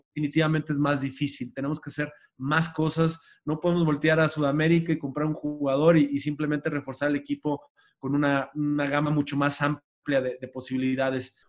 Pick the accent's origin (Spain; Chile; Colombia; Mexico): Mexico; como mexicanos